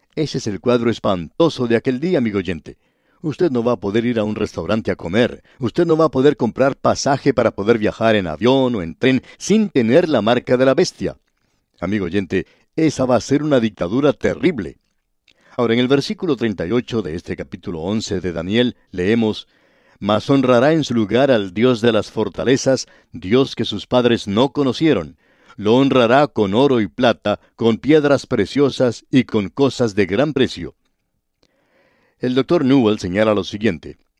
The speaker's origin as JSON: {"language": "Spanish", "town": "Cali", "region": "Valle del Cauca", "country": "Colombia", "tie": "born or raised there", "said": "en Cali, que es la ciudad donde yo nací, en el Valle del Cauca"}